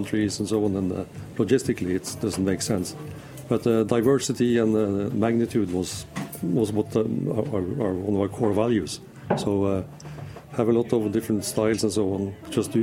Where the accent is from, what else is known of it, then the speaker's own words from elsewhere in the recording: Norway; there's 5 million people back home.